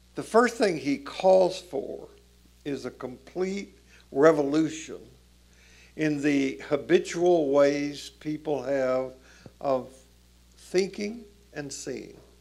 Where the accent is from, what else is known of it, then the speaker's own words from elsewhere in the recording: Tennessee, United States; I grew up in Jim Crow South, Tennessee